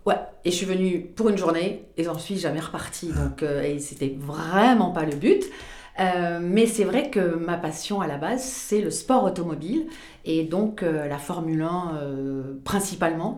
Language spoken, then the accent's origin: French; Pau, Nouvelle-Aquitaine, France; je suis originaire de Pau